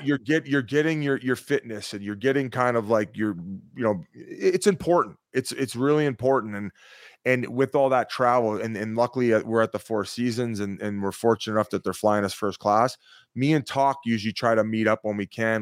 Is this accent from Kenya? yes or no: no; Welland, Ontario, Canada; I'm from Welland, Ontario